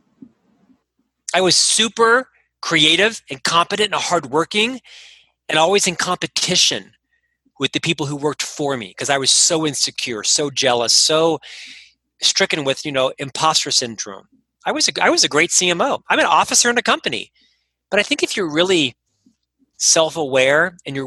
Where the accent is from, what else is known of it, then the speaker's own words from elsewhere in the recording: Orlando, Florida, United States; now in Salt Lake City, United States; I'm actually from Orlando, Florida. Born and raised in Central Florida